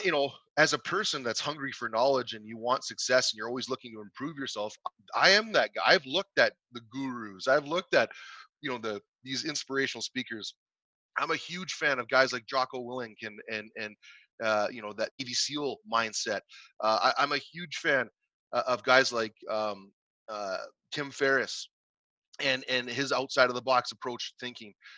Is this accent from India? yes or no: no; Canada; in my hometown where i grew up